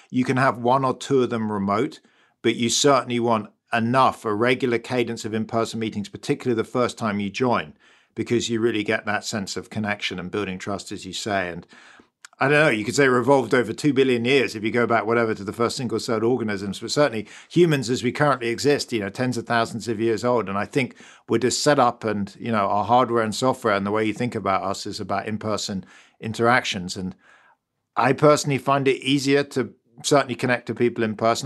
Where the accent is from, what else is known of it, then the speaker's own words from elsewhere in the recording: London, United Kingdom; accent: British; moved away as an adult; now in Stanford, United States; You can probably hear I'm British. I grew up in London.